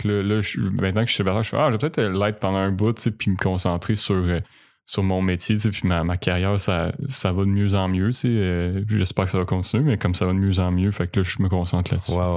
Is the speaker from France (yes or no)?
no; Quebec City, Quebec, Canada; moved away as an adult